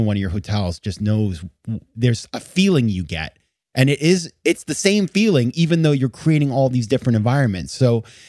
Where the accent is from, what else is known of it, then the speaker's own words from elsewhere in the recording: Maine, United States; moved away as an adult; also born or lived in New York City; I'm from Maine. So like, we don't have things like the Royalton.